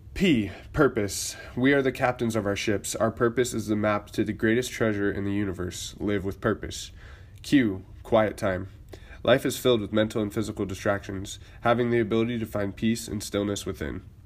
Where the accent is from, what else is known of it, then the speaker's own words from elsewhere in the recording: Boise, Idaho, United States; moved away; I am originally from Boise, Idaho